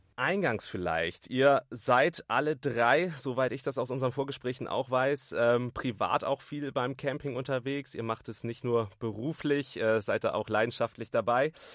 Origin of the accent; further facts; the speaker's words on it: Bremen, Germany; ich komme aus Bremen direkt